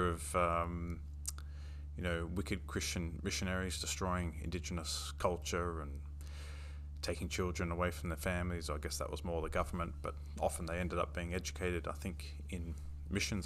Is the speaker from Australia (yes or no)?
yes; Sydney, New South Wales, Australia; I was born in Sydney